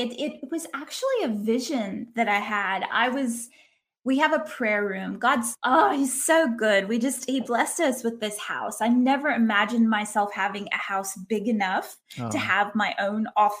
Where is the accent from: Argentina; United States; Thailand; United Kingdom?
United States; Lafayette, Louisiana; moved away as an adult; now in Australia; I am originally from Lafayette, Louisiana, which is like the heart of Cajun country. I don't talk like it.